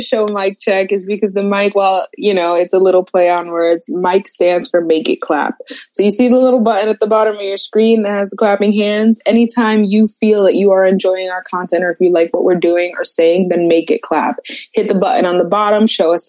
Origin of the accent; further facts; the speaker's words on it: northern New Jersey, United States; now in Maryland, United States; I'm from the northern New Jersey, New York City metropolitan area where we are taught in school to curse